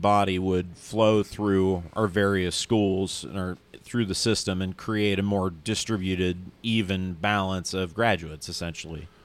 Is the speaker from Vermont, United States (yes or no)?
no; near East Palestine, Ohio, United States; here in Ohio in an area close to my hometown called East Palestine.